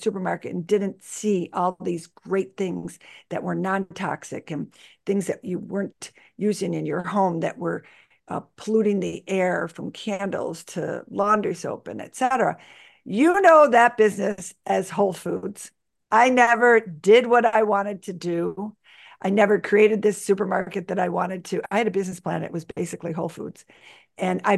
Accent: Buffalo, New York, United States; I was born and raised in Buffalo, New York, where I live today

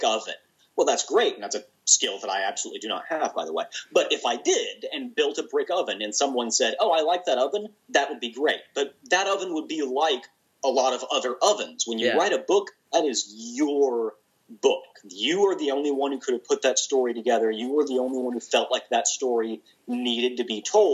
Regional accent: the South, United States; I'm a Southerner

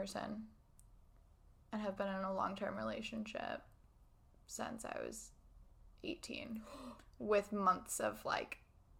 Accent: Ohio, United States; now in New York City, United States; I grew up in Ohio, which is a core tenet of my personality.

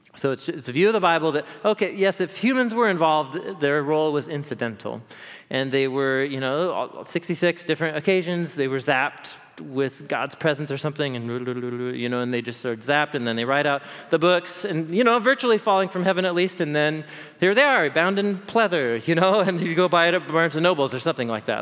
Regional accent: Portland, Oregon, United States; I grew up here in Portland

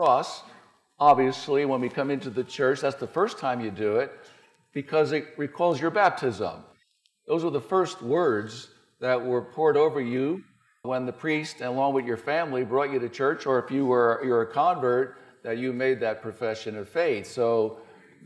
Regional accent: New Jersey, United States; I'm from New Jersey, from near New York

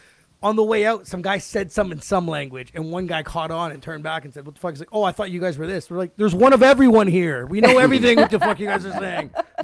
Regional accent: Canada; I'm from Canada.

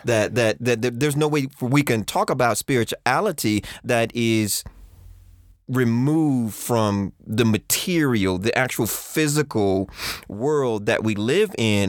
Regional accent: Texas, United States; Growing up in Texas

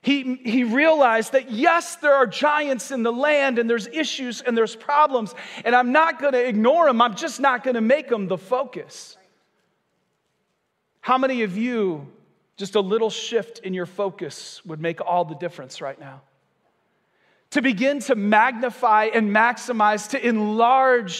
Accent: Michigan, United States; moved away as an adult; now in Vero Beach, United States; I'm from Michigan, and so we were part of a church there for about 14 years

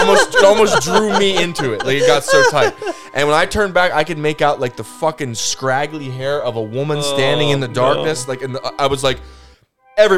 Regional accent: Rehmeyer's Hollow, southern Pennsylvania, United States; I grew up near Rainmire's Hollow

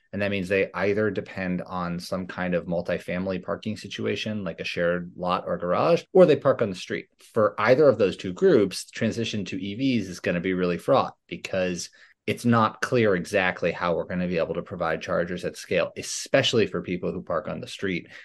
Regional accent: New York City, New York, United States; I'm from Manhattan.

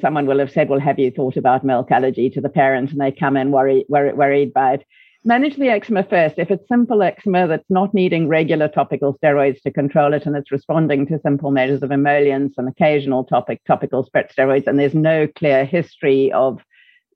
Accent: South Africa; accent: South African; moved away as an adult; now in United Kingdom; From my South African accent, you can probably hear that I didn't come from the UK originally

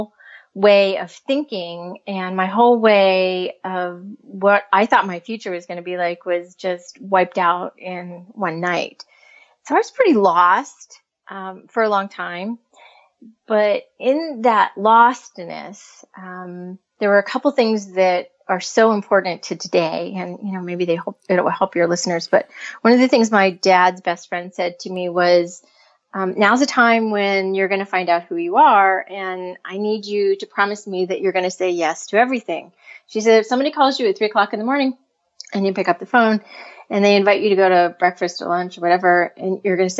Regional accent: United States; now in California, United States; I'm originally from the other side of the United States in very cold country

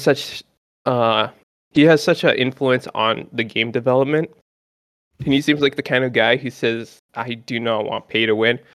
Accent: Canada; I'm from Canada

